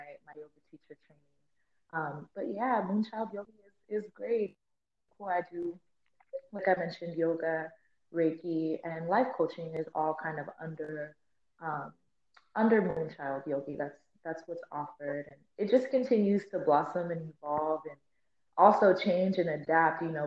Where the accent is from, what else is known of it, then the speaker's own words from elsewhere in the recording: Phoenix, Arizona, United States; But I'm actually born and raised in Arizona, born and raised West Phoenix, like Avondale area.